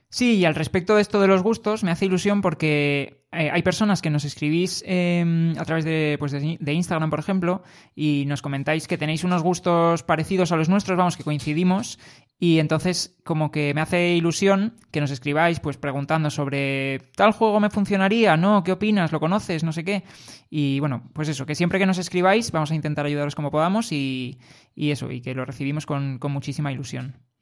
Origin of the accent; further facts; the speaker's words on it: Madrid, Community of Madrid, Spain; somos de Madrid